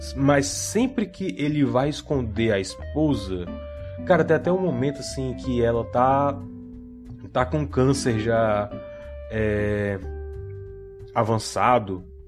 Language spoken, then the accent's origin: Portuguese; Brazil; eu sou brasileiro que assistia televisão